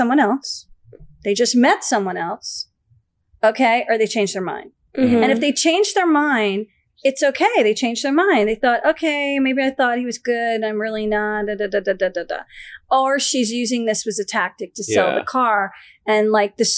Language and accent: English; Short Hills, New Jersey, United States; also born or lived in Florida; now in Los Angeles, United States; when I was growing up in Short Hills, New Jersey